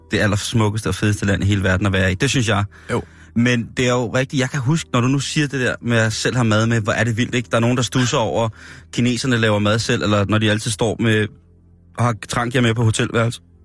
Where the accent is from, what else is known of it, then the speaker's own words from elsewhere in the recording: Denmark; Så forklarer jeg bare dansker